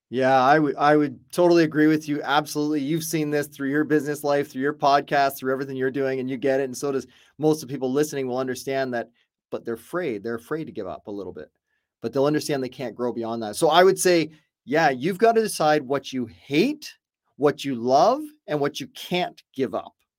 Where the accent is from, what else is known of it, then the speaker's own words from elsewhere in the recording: Canada; I'm Canadian, but I've been doing business in the States for well over 20 some odd years